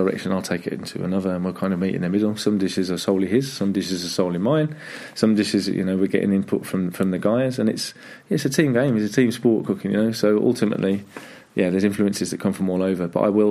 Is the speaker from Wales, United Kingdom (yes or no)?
no; Staffordshire, West Midlands, United Kingdom; moved away as an adult; now in Denmark; I'm born and bred Staffordshire.